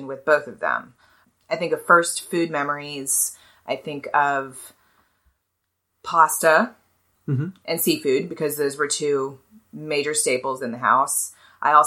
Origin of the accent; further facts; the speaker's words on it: Hilton Head, South Carolina, United States; also born or lived in Jersey Shore, New Jersey; I'm from the coast. I grew up in Hilton Head.